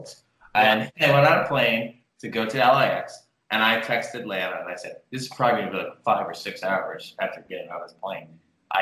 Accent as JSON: {"language": "English", "town": "London", "region": "Ontario", "country": "Canada", "tie": "born or raised there", "said": "I was born in, I know the hospital name too. It's called St. John's Hospital. And I go, London, Ontario, Canada."}